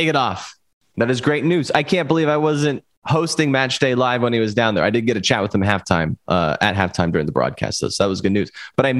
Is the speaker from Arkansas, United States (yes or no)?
no; San Diego, California, United States; I did a broadcast for my hometown club